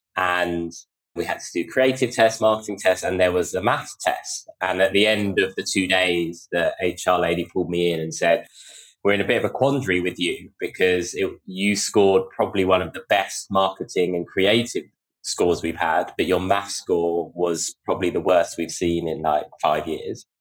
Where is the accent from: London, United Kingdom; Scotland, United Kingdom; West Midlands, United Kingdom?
London, United Kingdom; I grew up in North London